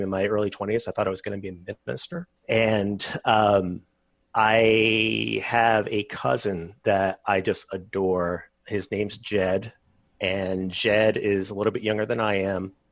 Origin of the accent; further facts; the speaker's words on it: Massachusetts, United States; now in Texas, United States; I was growing up in Massachusetts